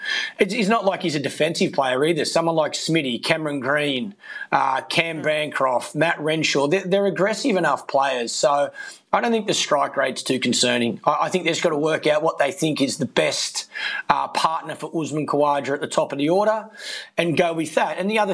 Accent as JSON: {"language": "English", "country": "Australia", "tie": "born or raised there", "said": "for us as Australian batsmen, we love batting in our own backyard. We know conditions well. We've grown up playing here."}